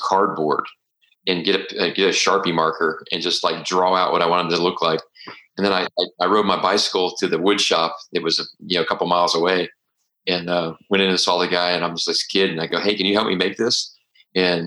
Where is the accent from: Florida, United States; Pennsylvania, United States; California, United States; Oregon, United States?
Florida, United States; Tampa; I grew up shooting in Tampa Bay